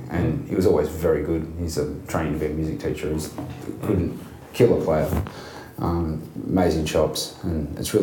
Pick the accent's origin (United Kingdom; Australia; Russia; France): Australia; Melbourne, Victoria; growing up in Melbourne